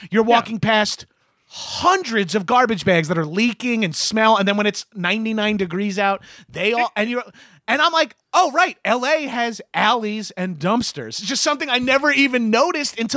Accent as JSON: {"language": "English", "region": "New York", "country": "United States", "lives_now": "Los Angeles, United States", "said": "and I'm from New York, and I'm only lived in LA for like nine months."}